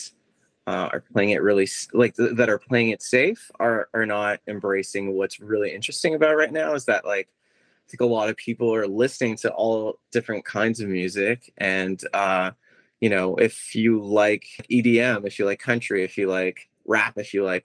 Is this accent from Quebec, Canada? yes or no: yes; Quebec, Canada; We're from Quebec, Canada